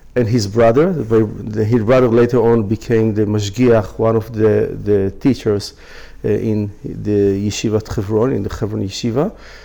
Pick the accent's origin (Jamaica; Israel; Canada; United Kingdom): Israel; Jerusalem, Jerusalem District; I was born in Jerusalem.